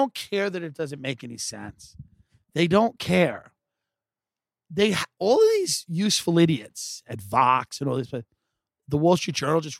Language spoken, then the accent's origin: English; Long Island, New York, United States; now in Los Angeles, United States; I'm clearly from Long Island. I'm clearly from New York.